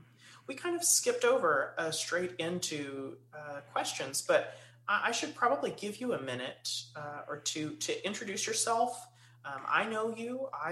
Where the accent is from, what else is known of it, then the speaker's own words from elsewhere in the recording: Kilgore, Texas, United States; You know, I'm from Kilgore, right?